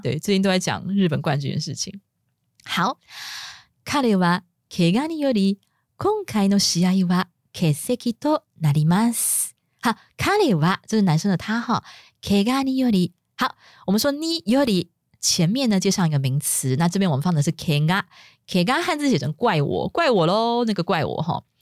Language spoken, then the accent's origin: Chinese; Taiwan; 像我们中国呃我们台湾